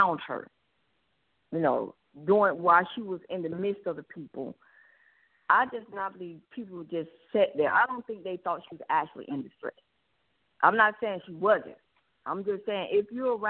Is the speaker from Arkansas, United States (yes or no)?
no; Atlanta, Georgia, United States; I'm born and raised in Atlanta